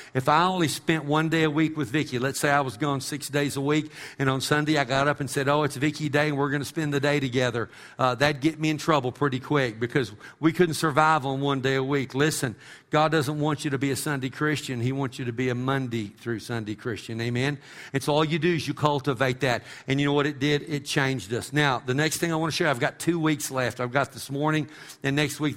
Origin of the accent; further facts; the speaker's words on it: Texas, United States; I'm an American or because I'm a Texan